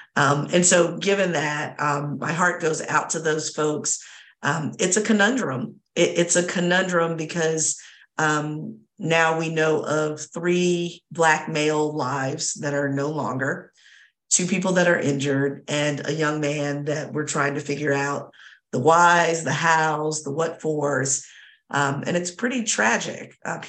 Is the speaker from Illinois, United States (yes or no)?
no; Virginia, United States; hoping and praying for healing overall for University of Virginia, state of Virginia, my home state. As y'all know, I talk both good and bad about my home state